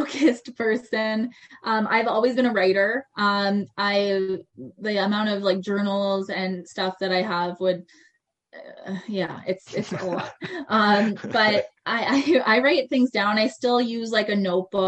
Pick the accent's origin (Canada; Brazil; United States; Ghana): Canada; Cornwall, Ontario; moved away as an adult; also born or lived in Montreal / Calgary / Toronto; I ended up moving back to my hometown, Cornwall, just outside of Ottawa